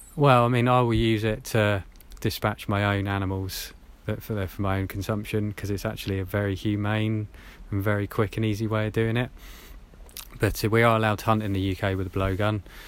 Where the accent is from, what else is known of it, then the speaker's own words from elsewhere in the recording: Hampshire, South East England, United Kingdom; I grew up in Hampshire, around there